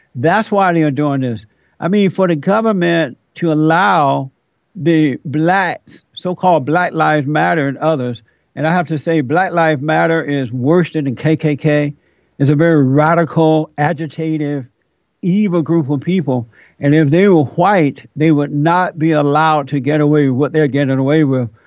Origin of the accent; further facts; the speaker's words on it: United States; I'm an American. I'm not African American.